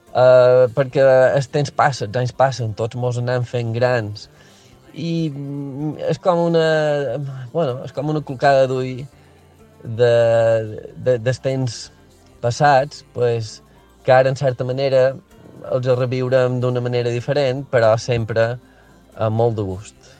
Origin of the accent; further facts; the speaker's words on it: Mallorca, Balearic Islands, Spain; els que som de Mallorca tenim un vincle molt emocional amb